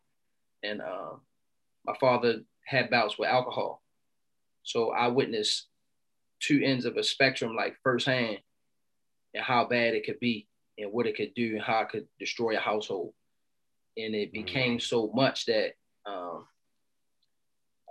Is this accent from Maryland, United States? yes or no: yes; Baltimore, Maryland, United States; I'm from Baltimore City, Baltimore, Maryland